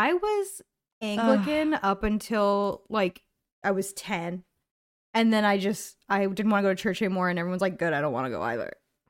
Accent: Canada; Sorry, I'm Canadian.

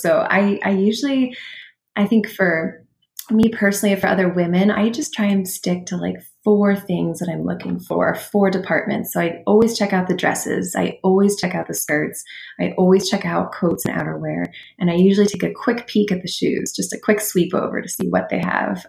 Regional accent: Midwest, United States; moved away as an adult; also born or lived in New York City / Pittsburgh, Pennsylvania; now in Sewickley, United States; I grew up in the Midwest

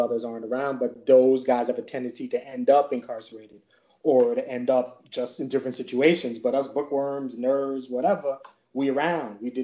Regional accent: Long Island, New York, United States; now in New Jersey, United States; I'm in Jersey, but I grew up in Long Island

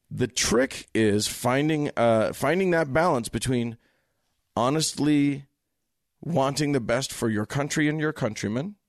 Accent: United States; I'm an American

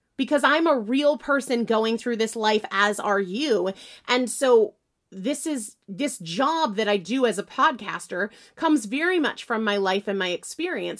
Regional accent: New Hampshire, United States; now in Massachusetts, United States; I'm from New Hampshire, though I live in Massachusetts now

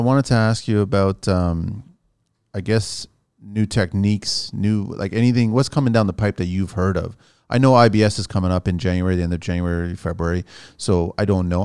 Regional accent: Canada; also born or lived in Portugal; I'm Canadian, but I'm Portuguese

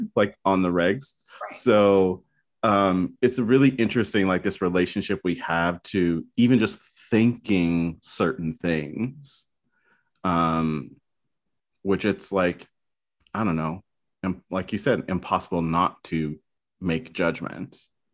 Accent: the South, United States; moved away; I'm originally from the South

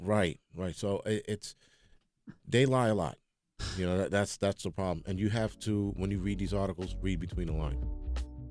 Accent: New York, United States

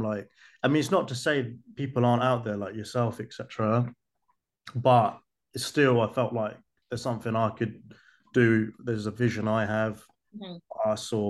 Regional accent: United Kingdom; There's a lot to tell, especially being a British Bangladeshi.

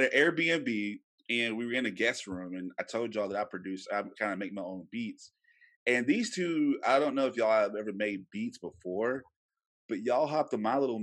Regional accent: Louisiana, United States; moved away as an adult; now in Texas, United States; I am originally from Louisiana

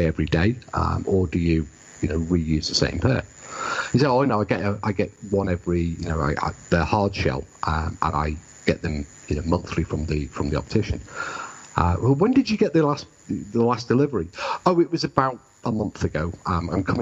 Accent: United Kingdom; I am British and I understand British people.

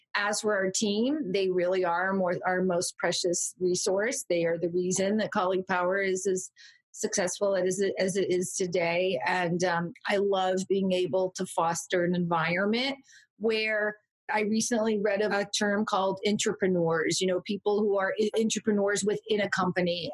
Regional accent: California, United States; also born or lived in Orange County, California / San Francisco; I grew up in Orange County, California, for part of my childhood and also San Francisco, but California girl, born and bred, though I moved around a lot

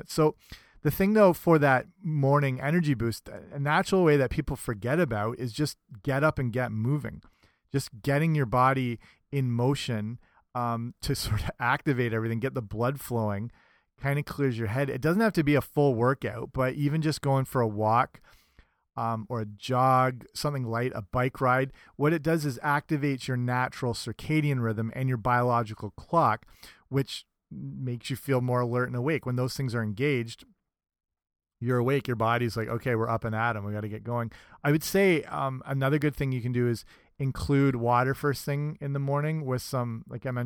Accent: England, United Kingdom; I was raised partially in England, so I'm a freak over there for not liking tea.

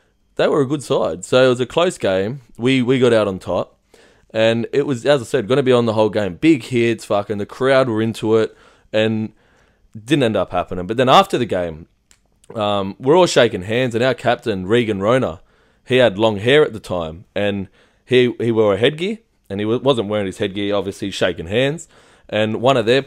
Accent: Greystones, New South Wales, Australia; I love being from, like, I grew up in Greystones.

